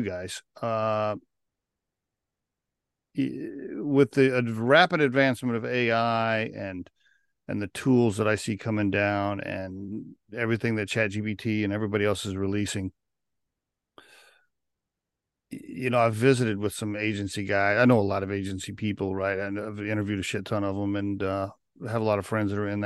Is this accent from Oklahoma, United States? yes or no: yes; Oklahoma, United States; I grew up in Oklahoma